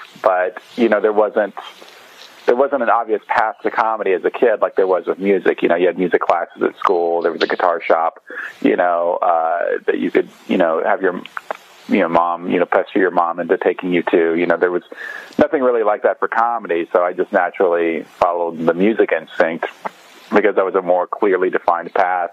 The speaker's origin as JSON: {"language": "English", "town": "Borden", "region": "Indiana", "country": "United States", "tie": "born or raised there", "moved": "as an adult", "lives_now": "Bloomington, United States", "said": "I'm from Borden, Indiana, which is down south about 40 minutes north of Louisville, Kentucky"}